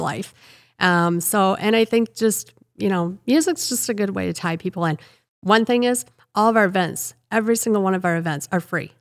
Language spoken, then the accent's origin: English; Rock Falls, Illinois, United States; I um, grew up in Rock Falls, born and raised in Rock Falls